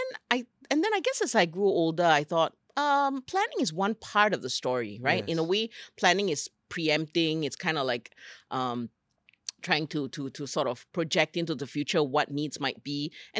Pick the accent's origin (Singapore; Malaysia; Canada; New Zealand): Singapore; I'm a Singaporean from a very small island who had big dreams and wanted to learn about the world, right?